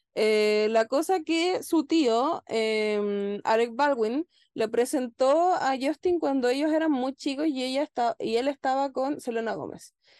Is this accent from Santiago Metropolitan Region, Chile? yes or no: yes; Santiago, Santiago Metropolitan Region, Chile; somos de Cerrillo